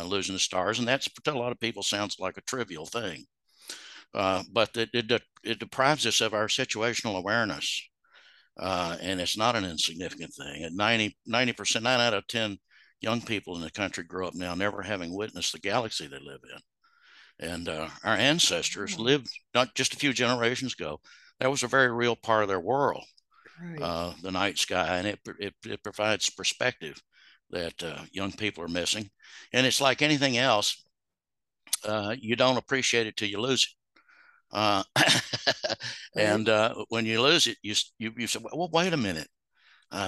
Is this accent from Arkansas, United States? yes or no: yes; Little Rock, Arkansas, United States; I'm born and raised Arkansan.